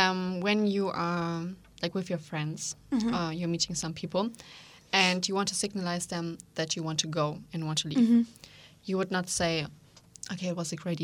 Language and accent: English; Leipzig, Saxony, Germany; English is a second language; as I am from Leipzig